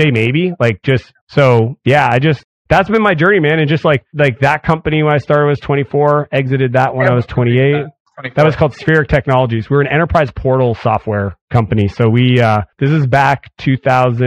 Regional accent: Canada; I'm Canadian

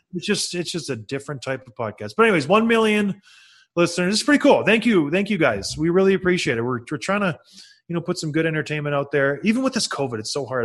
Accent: Ontario, Canada; when I was growing up in Ontario.

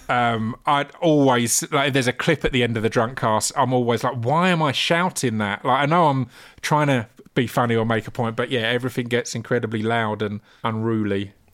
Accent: Essex, East of England, United Kingdom; growing up in Essex

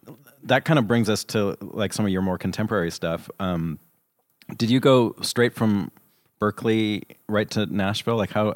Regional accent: Canada; hey, I'm from Canada.

